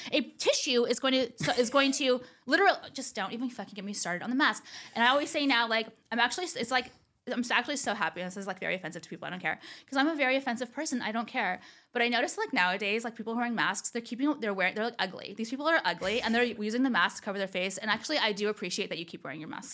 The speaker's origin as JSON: {"language": "English", "area": "Orange County", "region": "California", "country": "United States", "also_born_or_lived": "Los Angeles", "said": "I never thought in a million years I'd move back to Orange County."}